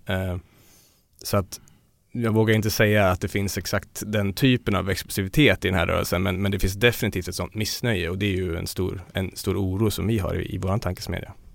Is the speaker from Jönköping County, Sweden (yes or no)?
no; Dalarna County, Sweden; Jag kommer själv från Dalarna